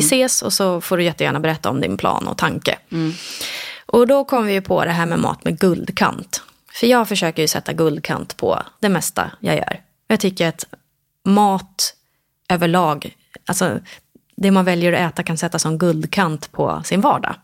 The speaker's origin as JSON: {"language": "Swedish", "town": "Sigtuna", "region": "Stockholm County", "country": "Sweden", "tie": "born or raised there", "also_born_or_lived": "Ängelholm, Sweden", "said": "vi flyttade ganska snabbt eh, till Sigtuna"}